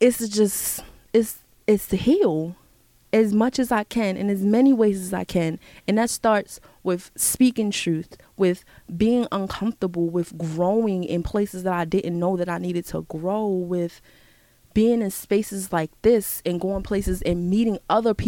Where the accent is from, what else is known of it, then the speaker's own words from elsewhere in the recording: United States; I'm here, I'm an American, I was born here